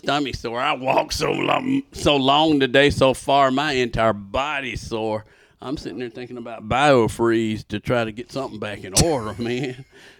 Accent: Georgia, United States; I'm from Georgia, right?

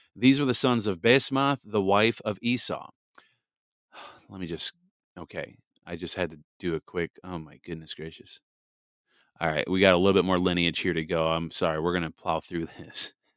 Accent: Wisconsin, United States

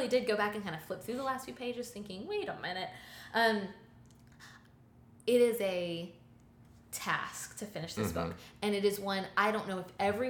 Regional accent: United Kingdom; Like I'm British and I drink tea and I need something to set.

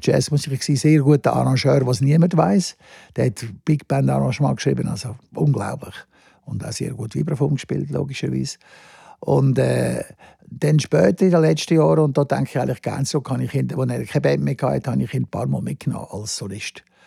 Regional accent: Lenzburg, Aargau, Switzerland; Ich bin in Lenzburg aufgewachsen, im Aargau, ein kleines Städtchen.

